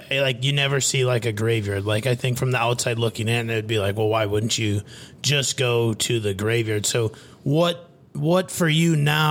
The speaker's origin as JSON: {"language": "English", "region": "rural Midwest", "country": "United States", "tie": "born or raised there", "said": "I grew up in rural Midwest as well"}